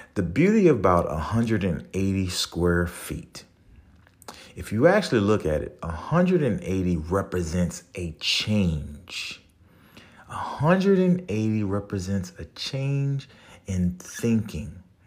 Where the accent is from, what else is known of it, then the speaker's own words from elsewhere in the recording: New Orleans, Louisiana, United States; moved away; I'm from New Orleans, so I have a different way of expressing myself